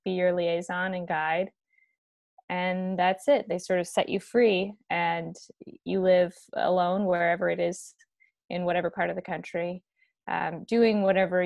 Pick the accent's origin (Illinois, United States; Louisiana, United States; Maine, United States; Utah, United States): Louisiana, United States; Baton Rouge; moved away as an adult; also born or lived in Ukraine; now in Washington, D.C., United States; I grew up in Baton Rouge, Louisiana